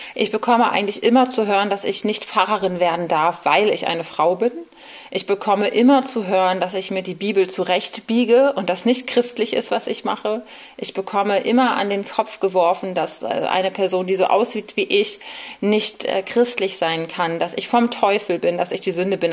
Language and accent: German; Bremen, Germany; moved away as an adult; now in Berlin, Germany; Ich bin in Bremen aufgewachsen